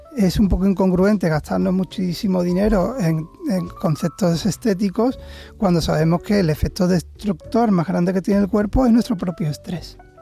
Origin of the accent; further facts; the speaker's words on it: Seville, Andalusia, Spain; Nunca abandoné Sevilla, soy sevillano